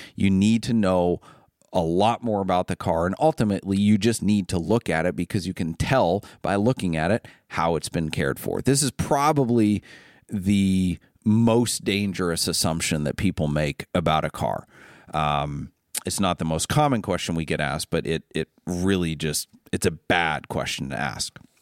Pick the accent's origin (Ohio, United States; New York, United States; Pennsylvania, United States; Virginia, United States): Ohio, United States; also born or lived in Maine; I'm from Ohio